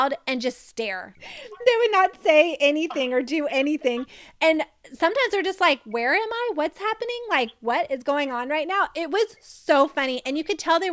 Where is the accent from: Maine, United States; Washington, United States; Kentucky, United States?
Kentucky, United States; Lexington; moved away as an adult; also born or lived in Florida / North Carolina / Cincinnati, Ohio; I grew up, like I said, in Kentucky, Lexington